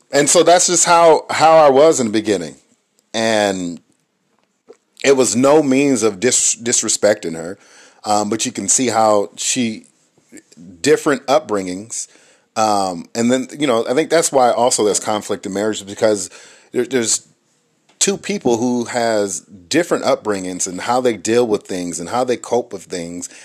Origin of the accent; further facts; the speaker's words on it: Inglewood, California, United States; growing up where I grew up in Inglewood, California